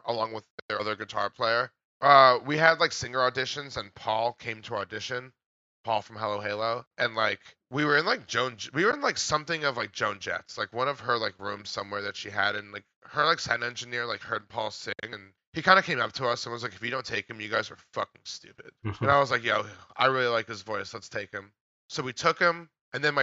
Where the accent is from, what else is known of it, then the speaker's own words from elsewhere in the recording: New Jersey, United States; I'm from Jersey